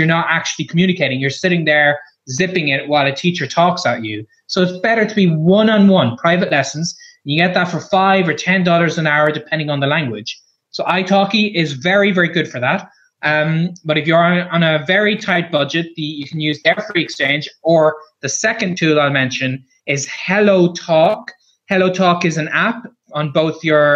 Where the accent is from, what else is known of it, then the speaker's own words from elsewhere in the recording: Ireland; I'm a blogger from Ireland